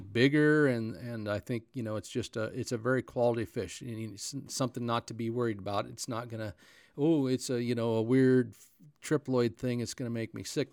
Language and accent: English; North Powder, Oregon, United States; the little town of North Powder, that's where I grew